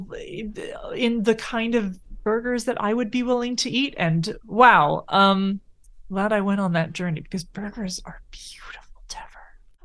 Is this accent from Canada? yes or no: yes; Canada; We're Canadian